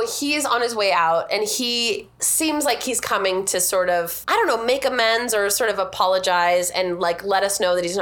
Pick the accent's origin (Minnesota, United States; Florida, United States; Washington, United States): Washington, United States; Everett; also born or lived in Seattle; I grew up in Everett, and there, you know, I grew up in South Everett